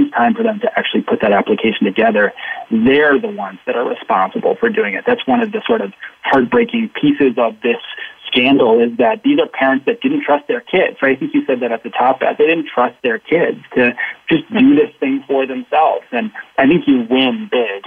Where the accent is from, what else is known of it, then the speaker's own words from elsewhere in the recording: Arizona, United States; I grew up in Arizona